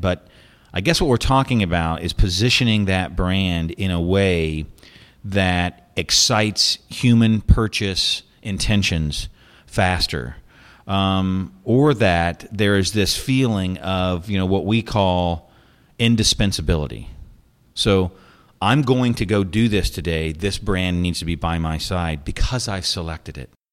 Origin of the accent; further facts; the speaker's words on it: United States; moved away; as an American